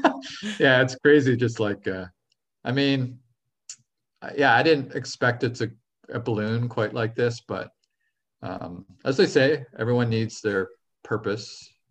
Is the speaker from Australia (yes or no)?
no; Canada; I am Canadian